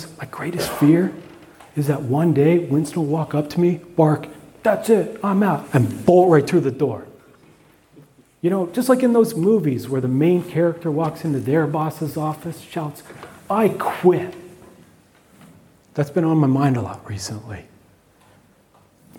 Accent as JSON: {"language": "English", "country": "Canada", "said": "by being Canadian"}